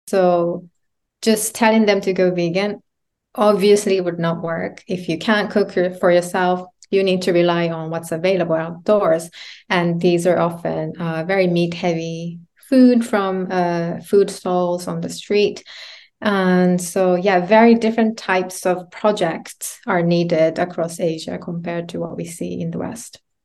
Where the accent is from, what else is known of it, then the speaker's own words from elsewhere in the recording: Japan; moved away as an adult; also born or lived in United Kingdom; Growing up in Japan as a woman, coming to the U K to, to study